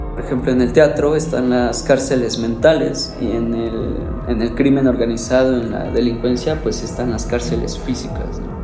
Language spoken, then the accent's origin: Spanish; Mexico; como buen mexicano machista